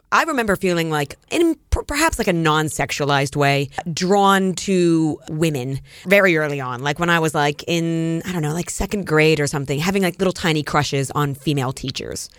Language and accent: English; Erie, Pennsylvania, United States; moved away as an adult; also born or lived in New York City; I grew up in Erie, Pennsylvania, which is, um, on the Great Lakes